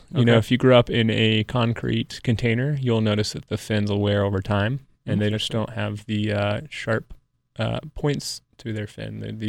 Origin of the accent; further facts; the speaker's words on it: Johnson City, Tennessee, United States; moved away; Well, I grew up in Johnson City.